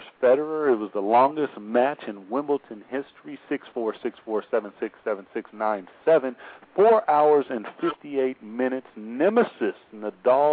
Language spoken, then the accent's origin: English; Seattle, Washington, United States; I'm from Seattle